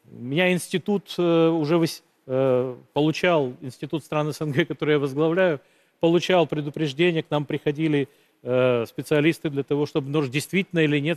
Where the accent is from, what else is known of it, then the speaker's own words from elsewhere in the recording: Sochi, Krasnodar Krai, Russia; В моем родном городе Сочи периодически э, фейки распространяются о минировании школ.